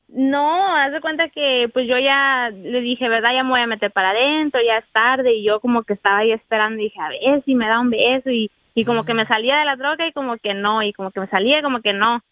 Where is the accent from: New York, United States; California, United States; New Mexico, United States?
California, United States; Los Angeles; also born or lived in Merced, California; En Merced, California, pero me crié en Los Ángeles.